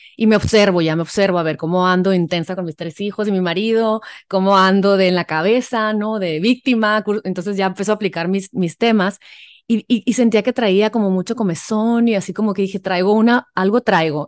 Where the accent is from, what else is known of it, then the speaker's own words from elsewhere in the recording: Mexico; los mexicanos que nos encanta el chamoy